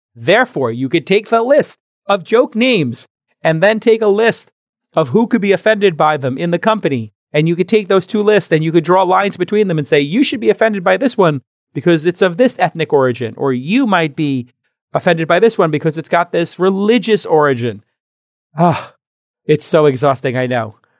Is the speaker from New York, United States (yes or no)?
yes; New York City, New York, United States; moved away; now my hometown, New York City